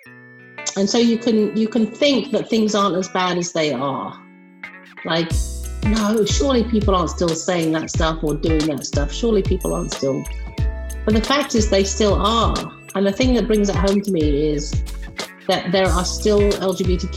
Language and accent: English; England, United Kingdom; moved away as an adult; also born or lived in Massachusetts, United States; now in North Carolina, United States; my accent is not from the United States of America. I grew up in England and born and brought up in England. And in 1998, I moved over to America